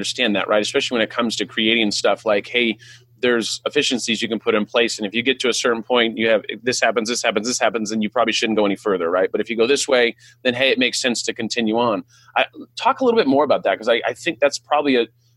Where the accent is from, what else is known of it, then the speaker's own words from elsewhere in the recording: California, United States; first language English; I'm like from California